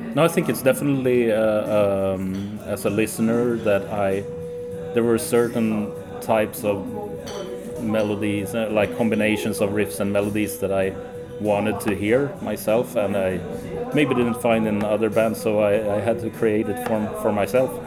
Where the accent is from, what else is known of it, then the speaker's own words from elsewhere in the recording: Sweden; my family is mostly Finnish actually, but I'm born and born and raised in Sweden.